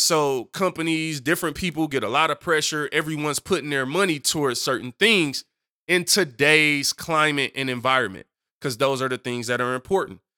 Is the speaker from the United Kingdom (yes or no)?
no; Detroit, Michigan, United States; I'm from Detroit